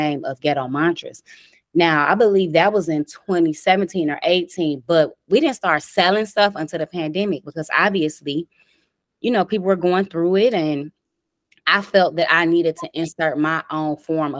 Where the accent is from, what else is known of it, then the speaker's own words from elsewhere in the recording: Detroit, Michigan, United States; I'm from Dexter and Davidson in Detroit, Michigan. I grew up there all my life